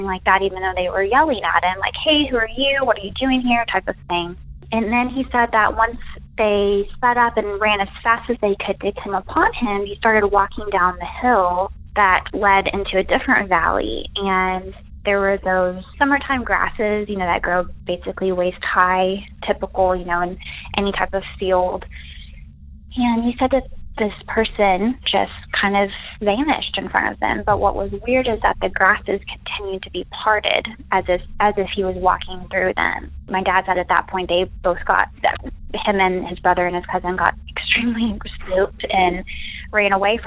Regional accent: Arkansas, United States; I am from Arkansas.

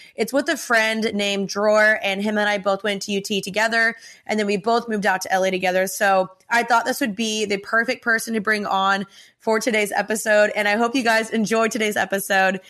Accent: Texas, United States; now in Los Angeles, United States; I'm from Texas and I moved to L

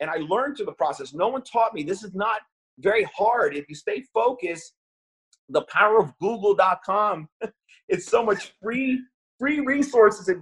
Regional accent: New York, United States; I was born in the Bronx in New York

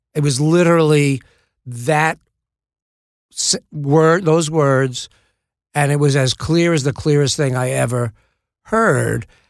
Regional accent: New York City, New York, United States; I grew up in the Bronx

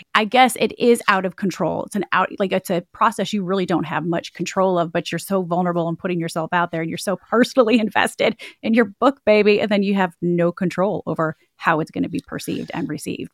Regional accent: Michigan, United States; I'm from Michigan

